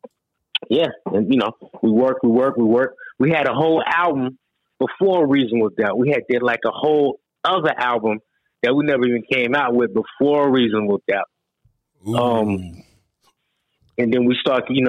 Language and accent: English; North Carolina, United States; I'm from NC. I'm from North Carolina